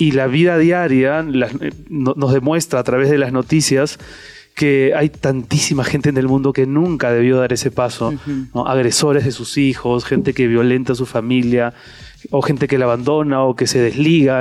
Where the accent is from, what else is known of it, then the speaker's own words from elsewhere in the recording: Peru; moved away as an adult; now in Madrid, Spain; Yo me fui de Perú para empezar pudiendo haberme quedado en el Perú